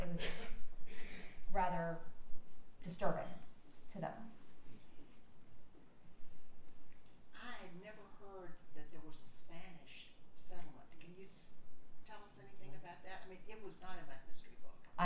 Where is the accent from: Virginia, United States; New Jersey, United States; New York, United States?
Virginia, United States; Virginia Beach; also born or lived in Norfolk, Virginia; I spent most of my life in Virginia Beach